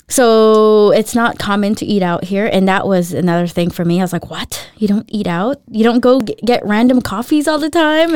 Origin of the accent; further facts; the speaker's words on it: Los Angeles, California, United States; moved away as an adult; now in Denmark; I grew up in Los Angeles